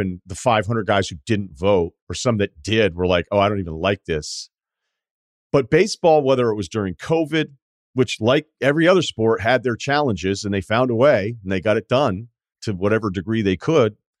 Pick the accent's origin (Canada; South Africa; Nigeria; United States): United States; New England; I grew up with baseball. My first job was in baseball. I'm from New England.